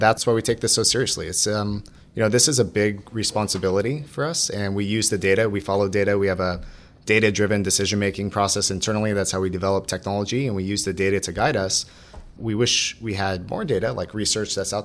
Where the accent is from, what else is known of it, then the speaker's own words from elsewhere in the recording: Orange County, Southern California, United States; I grew up in Orange County, Southern California